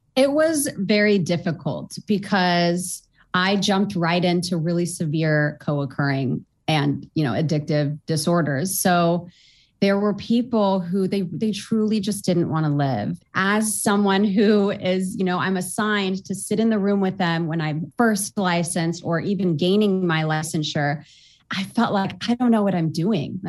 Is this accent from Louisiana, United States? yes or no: no; Orange County, California, United States; I was born and raised in Orange County, California